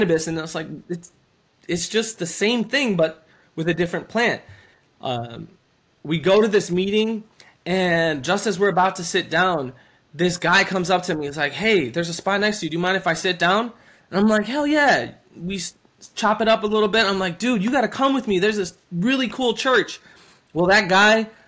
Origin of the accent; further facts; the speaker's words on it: Wisconsin, United States; I'm from Wisconsin. This is a dairy state